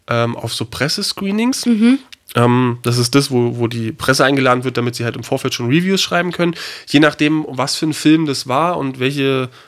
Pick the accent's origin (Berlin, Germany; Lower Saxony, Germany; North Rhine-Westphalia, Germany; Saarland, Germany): Berlin, Germany; now in Bavaria, Germany; Das würde ich als {S2} Berliner, also gut, ich lebe jetzt schon ein paar Jahre hier in Bayern